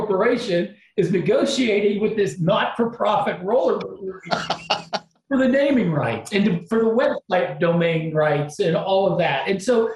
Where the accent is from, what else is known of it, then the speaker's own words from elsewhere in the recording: outside of Cleveland, Ohio, United States; I grew up outside of Cleveland